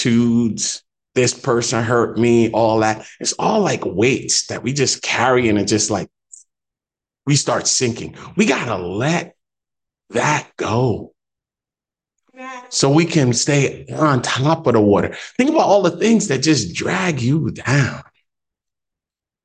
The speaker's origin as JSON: {"language": "English", "country": "Jamaica", "said": "I'm Jamaican"}